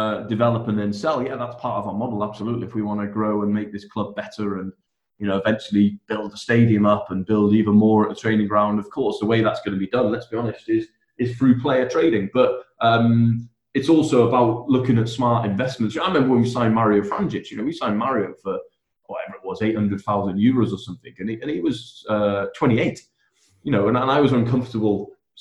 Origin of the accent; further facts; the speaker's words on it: Wales, United Kingdom; I'm obviously Welsh